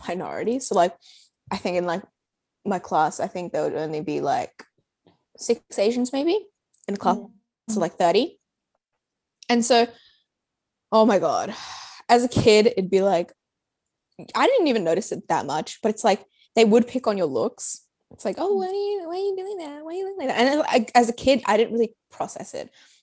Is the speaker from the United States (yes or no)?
no; Australia; I was born and raised in Australia